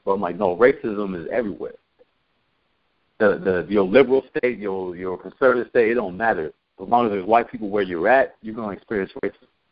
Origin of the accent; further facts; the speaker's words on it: Santa Cruz, California, United States; moved away; I'm not from Santa Cruz, but I grew grew up in Santa Cruz uh, from like middle school on.